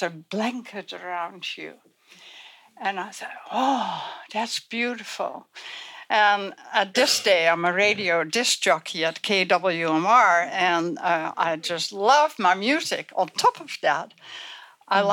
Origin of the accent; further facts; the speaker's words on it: Netherlands; I was born in Holland before the war, the Second World War